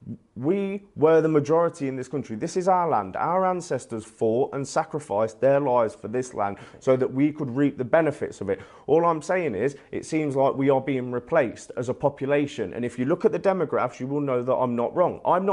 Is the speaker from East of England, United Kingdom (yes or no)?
no; Leicester, East Midlands, United Kingdom; as an English man growing up in Leicester, I've personally seen my town centre change beyond recognition.